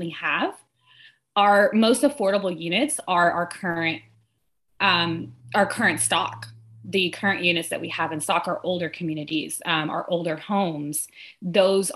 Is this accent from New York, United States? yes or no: no; Austin, Texas, United States; So I'm born and raised in Austin